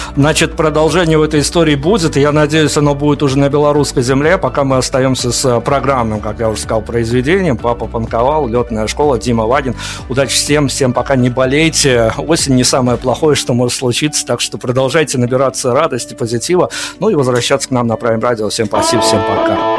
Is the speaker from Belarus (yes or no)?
yes; Belarus; я из Беларуси